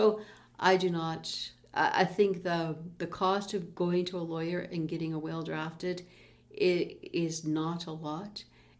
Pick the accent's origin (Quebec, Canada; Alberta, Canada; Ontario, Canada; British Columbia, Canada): Alberta, Canada; Peace River; moved away; also born or lived in Calgary; a good dear friend of mine growing up in Peace River together, and then we were both in Calgary